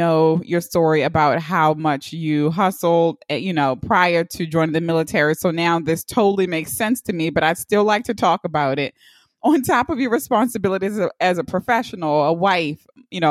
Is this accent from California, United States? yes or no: no; Baltimore, Maryland, United States; I'm from Baltimore City